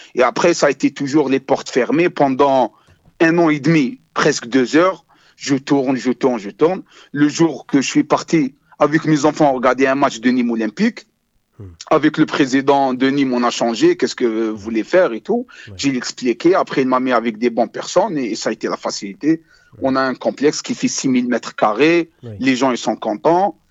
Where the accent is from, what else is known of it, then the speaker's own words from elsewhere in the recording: Algiers, Algiers Province, Algeria; moved away as an adult; now in France; je suis né à Hussein Day, je suis toujours Hussein Day.